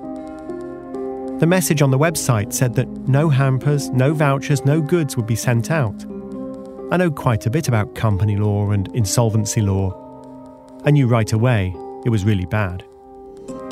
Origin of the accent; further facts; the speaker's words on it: United Kingdom; the UK, my home country